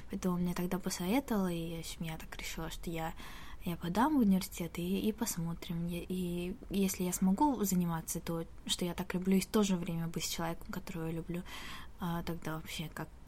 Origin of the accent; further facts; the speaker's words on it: Tashkent, Uzbekistan; moved away as an adult; now in South Korea; Да, в Ташкенте.